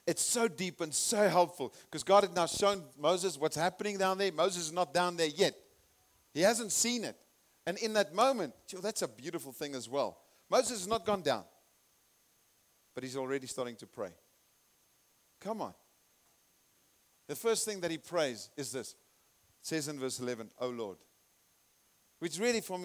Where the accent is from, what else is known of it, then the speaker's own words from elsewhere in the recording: Zimbabwe; also born or lived in South Africa; I'm from Zimbabwe and I'm a citizen